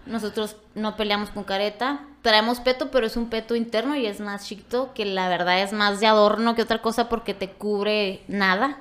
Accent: Ojinaga, Chihuahua, Mexico; soy de Ojinaga, y yo siempre soy de Ojinaga

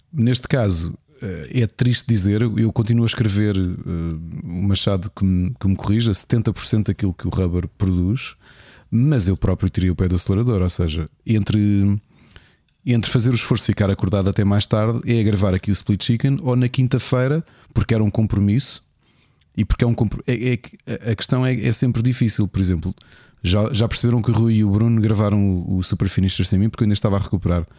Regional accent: Lisbon, Portugal; moved away; eu sou Lisboeta born and raised

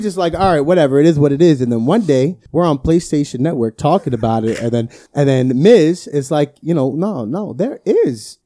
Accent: Brick, New Jersey, United States; I grew up in Bricktown

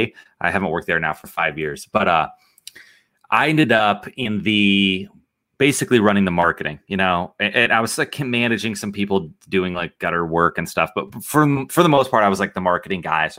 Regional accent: Nebraska, United States; I am from Nebraska

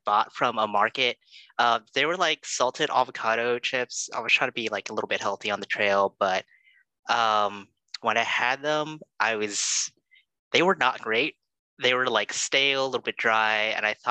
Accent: California, United States; also born or lived in Oregon; Born and raised in California, pretty much been living here for most of my life

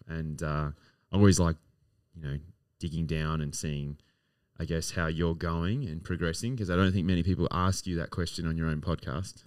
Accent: Adelaide, South Australia, Australia; now in Melbourne, Australia; I romanticize this city so much, uh, being my hometown

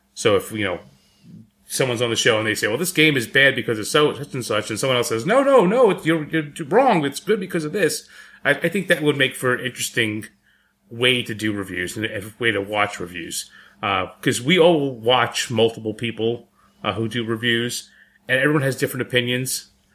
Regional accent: New York City, New York, United States; moved away; I'm from the Bronx.

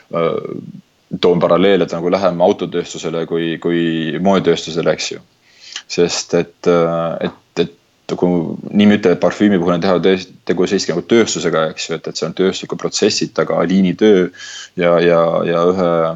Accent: Tallinn, Harju County, Estonia; moved away as an adult; mina tulin sealt oma, oma Tallinnast

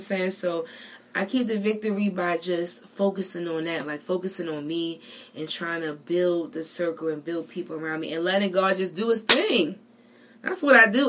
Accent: Baltimore, Maryland, United States; I'm from Baltimore

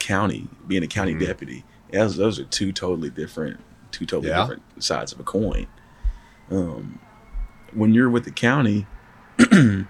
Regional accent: Clarksville, Tennessee, United States; moved away as an adult; also born or lived in Memphis, Tennessee / Nashville, Tennessee; now in West Tennessee, United States; born and raised in Clarksville, Tennessee.

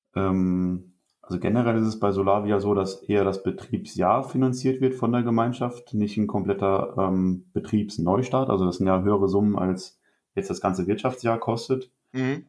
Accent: Rhineland-Palatinate, Germany; moved away as an adult; also born or lived in Witzenhausen; Ich komme gebürtig aus Rheinland-Pfalz

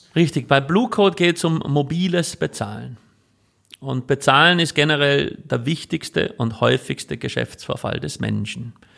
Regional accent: Switzerland; moved away as an adult; also born or lived in California, United States / Vienna, Austria; now in Austria; ich bin ja eigentlich Schweizer, in die Schweiz zurück und dann meine Eltern besucht

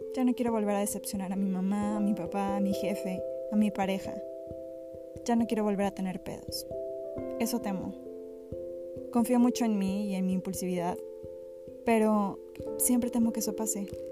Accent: Mexico; como mexicanos

